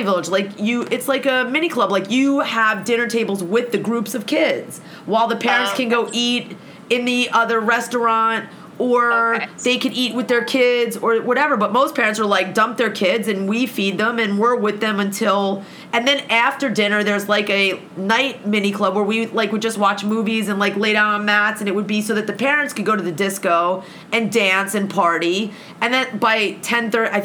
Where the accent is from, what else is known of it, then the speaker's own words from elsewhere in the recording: United States; being an American